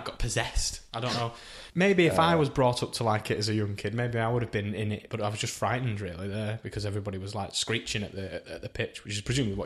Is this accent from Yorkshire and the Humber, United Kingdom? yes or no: no; Wigan, North West England, United Kingdom; I'm from Wigan